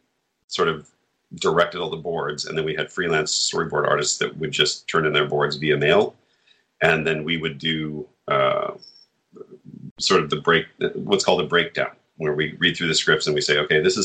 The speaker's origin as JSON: {"language": "English", "region": "Montana", "country": "United States", "lives_now": "Los Angeles, United States", "said": "I came to LA from Montana and wanted to be an actor."}